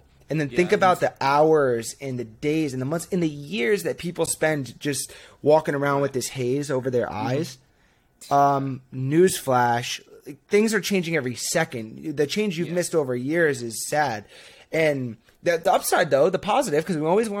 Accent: Northeast, United States; now in Boston, United States; born and raised in the Northeast, live up in Boston, have not left yet

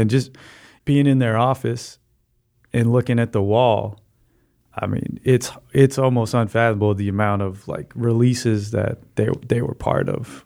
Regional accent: Chicago, Illinois, United States; I grew up in Hyde Park, um, uh, fifty-fourth and Hyde Park Boulevard

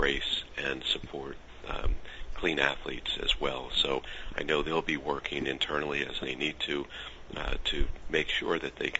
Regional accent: United States; being an American

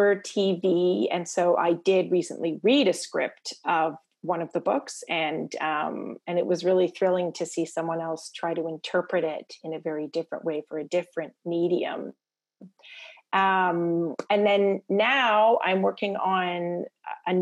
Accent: Toronto, Ontario, Canada; also born or lived in Prince Edward Island; I grew up in Toronto and my parents are from Prince Edward Island

